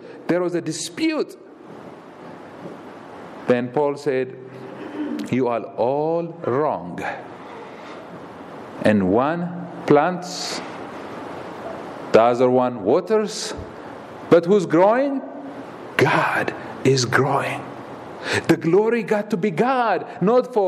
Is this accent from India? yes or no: no; Ethiopia; moved away as an adult; I'm from Ethiopia